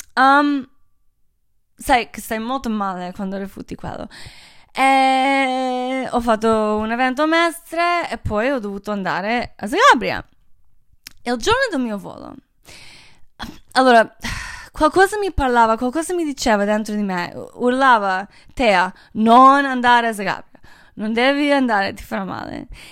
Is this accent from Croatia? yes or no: yes; Croatia; moved away; io sono croata, io amo Croazia